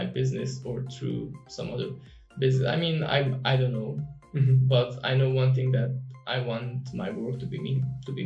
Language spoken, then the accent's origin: English; Romania; moved away as an adult; also born or lived in Netherlands; I moved out from Romania and I went to the Netherlands.